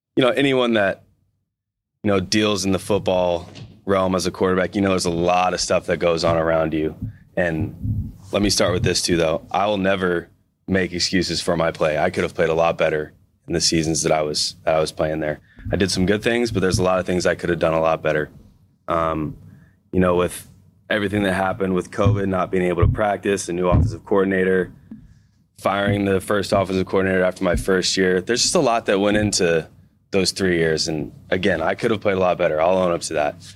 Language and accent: English; Missouri, United States; moved away as an adult; now in Seattle, United States; a kid growing up in Missouri